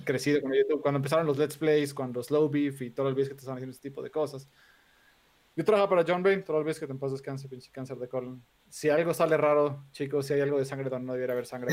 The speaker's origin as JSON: {"language": "Spanish", "region": "Mexico City", "country": "Mexico", "tie": "born or raised there", "said": "soy de aquí, de la Ciudad de México, de toda la vida"}